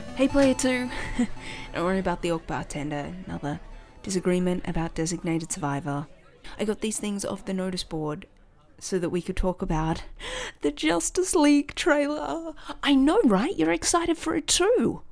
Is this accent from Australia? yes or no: yes; Australia; accent: Aussie; an Aussie kid not hearing the Aussie accent outside of your own country